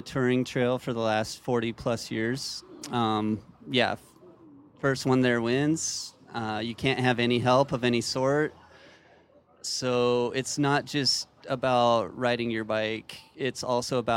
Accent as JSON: {"language": "English", "region": "Wyoming", "country": "United States", "tie": "born or raised there", "moved": "yes", "lives_now": "Spokane, United States", "said": "Not so much in Spokane, but I grew up in Wyoming, so mostly back there"}